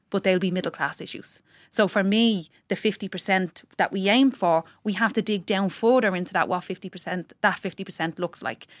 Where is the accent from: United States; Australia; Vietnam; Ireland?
Ireland; Tallaght, Leinster; I'm from Talla and if someone on, in my estate does something, it's not reflective of me as a person from Talla